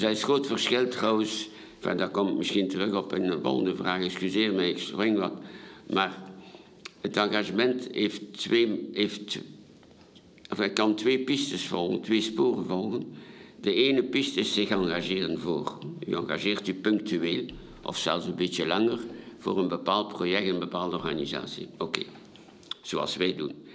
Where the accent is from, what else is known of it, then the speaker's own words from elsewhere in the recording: Ostend, Flanders, Belgium; also born or lived in Paris, France; als Vlaming, als Belgen